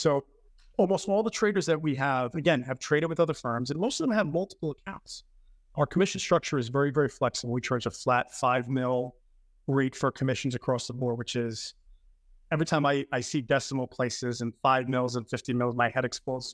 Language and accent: English; New York City, New York, United States; moved away as an adult; also born or lived in Manhattan, New York; now in Long Island, United States; I was born in the Bronx.